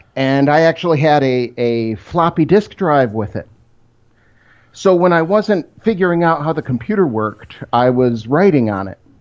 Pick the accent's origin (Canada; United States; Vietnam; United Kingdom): United States; Rochester, Michigan; I grew up in Rochester, Michigan. It's about twenty miles outside Detroit.